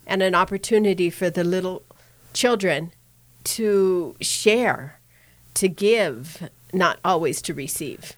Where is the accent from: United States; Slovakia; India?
United States; Denver, Colorado; I grew up in Denver